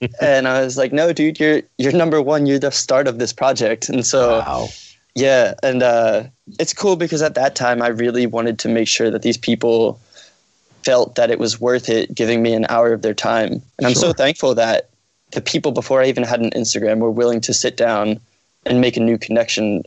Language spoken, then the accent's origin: English; Norristown, Pennsylvania, United States; also born or lived in Philadelphia, Pennsylvania; I'm originally from Norristown, Pennsylvania